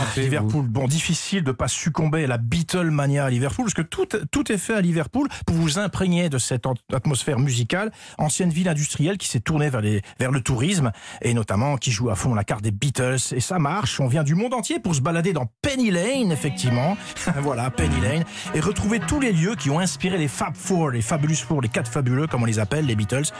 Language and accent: French; Lorraine, Grand Est, France; je suis lorrain